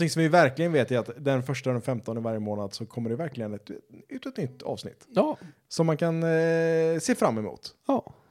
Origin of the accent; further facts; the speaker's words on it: Sweden; Eller man kallar det för svenska, så att det är inte så rasistiskt eftersom vi är svenskar och